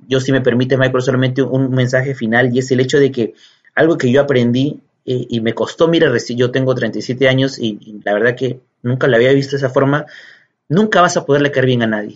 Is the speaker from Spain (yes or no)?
no; Peru; nuestro país